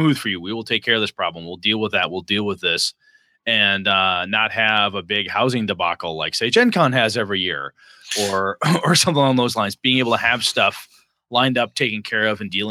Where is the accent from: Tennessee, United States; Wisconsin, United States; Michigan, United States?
Wisconsin, United States; Wausau; moved away; my hometown of Wausau